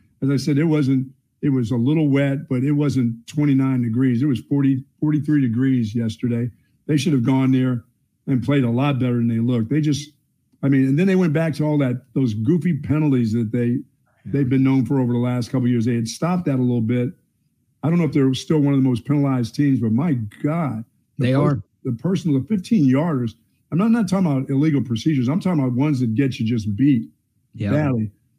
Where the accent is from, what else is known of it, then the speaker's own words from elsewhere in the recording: Houston, Texas, United States; I'm from Houston area. I'm a tough guy.